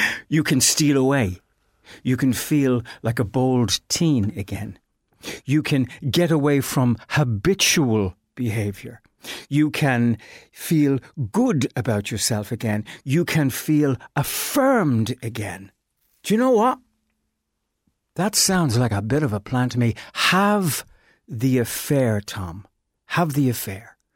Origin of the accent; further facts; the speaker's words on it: Ireland; as Irish people